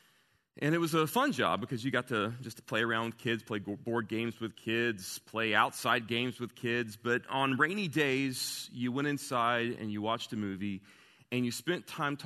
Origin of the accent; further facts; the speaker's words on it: Southern United States, United States; I grew up wrestling with when I was in the Bible, you know, growing up in the Bible Belt, but I never said out loud.